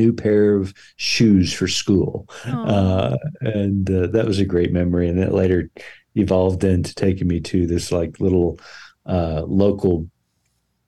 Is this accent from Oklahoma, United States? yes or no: yes; Tulsa, Oklahoma, United States; I grew up in Tulsa, Oklahoma. I grew up on the east side.